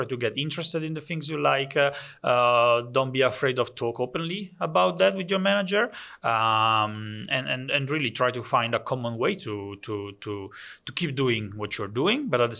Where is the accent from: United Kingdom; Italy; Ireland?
Italy; English is a second language; moved away as an adult; now in Netherlands; so for me it was a completely different world when I came from Italy to the Netherlands. I used to work in Italy for a bank, for some offices